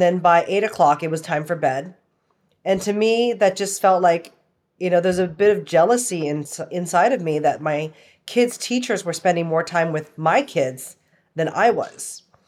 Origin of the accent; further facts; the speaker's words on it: Canada; also born or lived in Toronto / Vancouver / Calgary / Hong Kong; now in Austin, United States; I live in Austin, Texas. I've been here for about 8 years now. I'm originally from Canada, like parts of Toronto, Vancouver, Calgary, and Hong Kong.